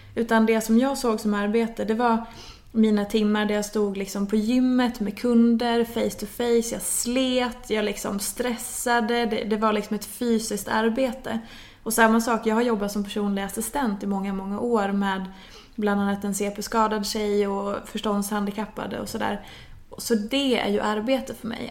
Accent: Hedemora, Dalarna County, Sweden; moved away as an adult; now in Stockholm, Sweden; jag kommer från Dalarna från början, i en liten stad som heter Hedemora. Eh, är uppvuxen där, flyttade därifrån när jag var efter studenten

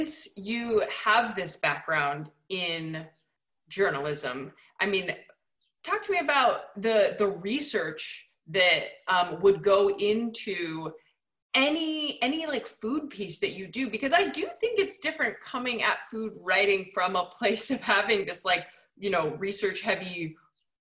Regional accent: Ohio, United States; As a Midwesterner, I'm an Ohioan.

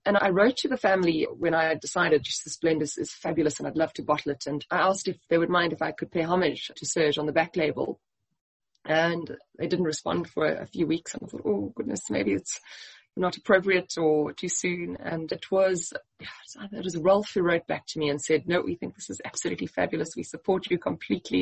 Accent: Eastern Cape, South Africa; moved away; I grew up in the Eastern Cape

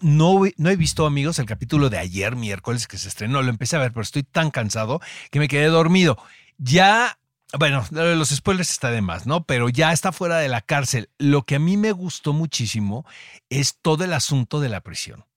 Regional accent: Mexico; como mexicano

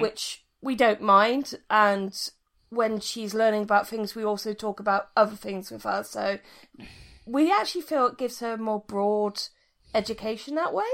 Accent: United Kingdom; me being British

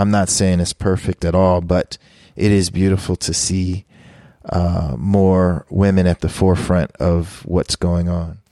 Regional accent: Philadelphia, Pennsylvania, United States; I grew up in Philly

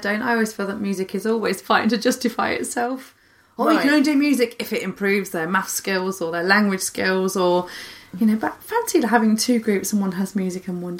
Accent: Leicester, East Midlands, United Kingdom; I'm from Leicester.

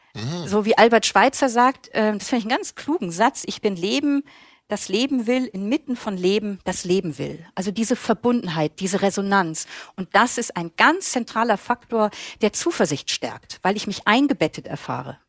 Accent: Germany; now in Vienna, Austria; ich als Deutsche in Österreich lebe

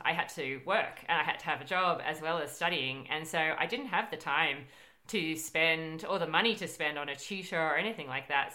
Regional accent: Australia; our universities

